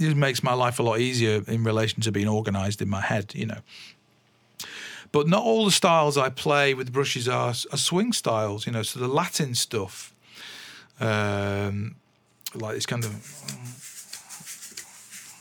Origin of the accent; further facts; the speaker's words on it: England, United Kingdom; I'm English